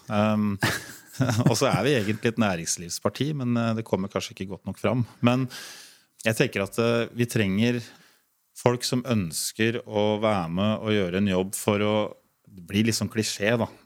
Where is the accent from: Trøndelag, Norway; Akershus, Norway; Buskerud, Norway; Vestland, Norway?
Buskerud, Norway; Ringerike; Det er jo jeg og Inger Kammerud og, og Roger, da, så vi er jo tre fra Ringerike som sitter i det utvalget.